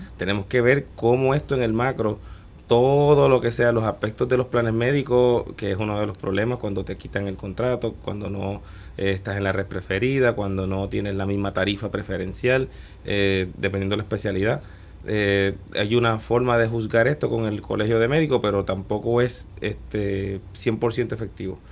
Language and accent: Spanish; Puerto Rico; moved away as an adult; also born or lived in Guadalajara, Mexico / New York, United States; muchos de los que volvemos, siempre el terruño es lo que nos trae